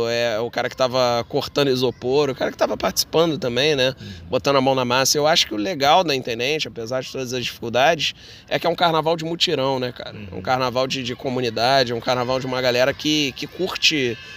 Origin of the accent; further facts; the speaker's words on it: Rio de Janeiro, Brazil; Então, sou nascido e criado no Andaraí, saí um pouco daqui, casei, morei na Tijuca, morei em outros lugares e agora voltei aqui para Andaraí